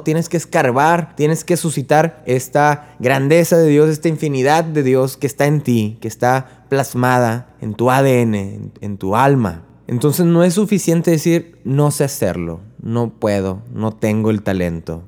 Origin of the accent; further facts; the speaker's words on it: Río Bravo, Tamaulipas, Mexico; now in Corpus Christi, United States; yo soy de Río Bravo, Tamaulipas, vivo en Corpus Christi, Texas